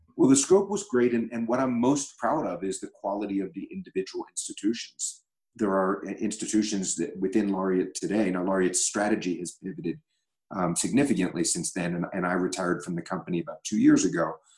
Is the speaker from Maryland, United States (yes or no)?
yes; Baltimore, Maryland, United States; a publicly traded company based in my hometown of Baltimore